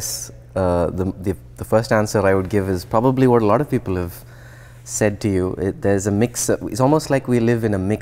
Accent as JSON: {"language": "English", "country": "India", "tie": "born or raised there", "also_born_or_lived": "New Jersey, United States / Columbia, South Carolina, United States", "moved": "as an adult", "lives_now": "Boston, United States", "said": "So I grew up in India, but I also grew up in the US"}